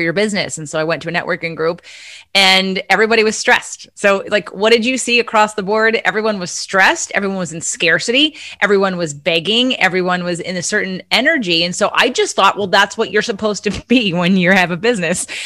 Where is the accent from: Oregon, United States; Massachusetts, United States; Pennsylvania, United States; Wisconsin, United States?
Pennsylvania, United States; also born or lived in New York; now in California, United States; I grew up in Pennsylvania